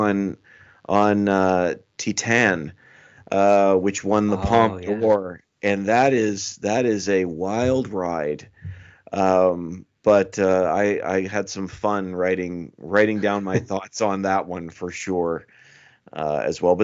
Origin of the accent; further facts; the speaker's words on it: Canada; accent: Canadian; my Canadian accent